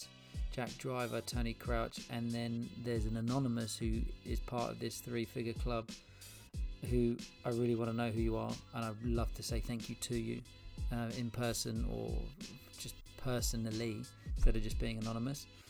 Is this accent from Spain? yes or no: yes; Spain; moved away; my hometown in Spain